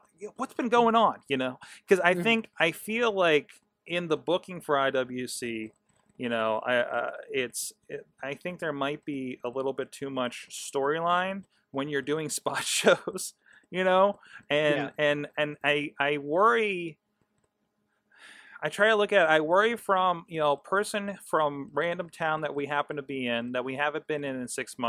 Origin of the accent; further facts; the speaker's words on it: Pennsylvania, United States; Okay, I'm from Mercer County. I understand the internet problem out in the cut, okay?